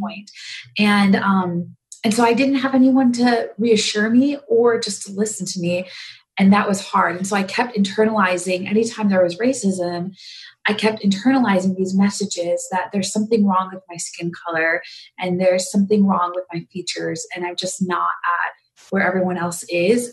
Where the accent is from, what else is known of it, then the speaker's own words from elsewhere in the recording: a small town in Wisconsin, United States; also born or lived in India; I actually was born in India and um, just a small village north of Delhi. Um, and I lived in an orphanage my first year of my life and then was adopted into the United States. And I grew up in the Midwest, um, a small town in Wisconsin.